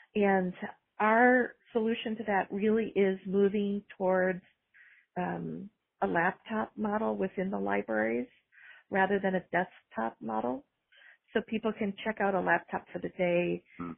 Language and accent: English; Minnesota, United States; moved away; I was raised in Minnesota and was a library director for 12 years in Minnesota